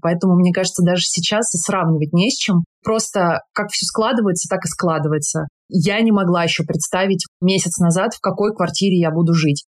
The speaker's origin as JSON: {"language": "Russian", "town": "Tula", "region": "Tula Oblast", "country": "Russia", "tie": "born or raised there", "moved": "as an adult", "said": "Я из Тулы, недалеко от Москвы."}